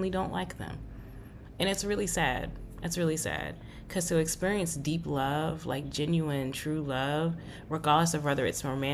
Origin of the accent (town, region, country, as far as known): United States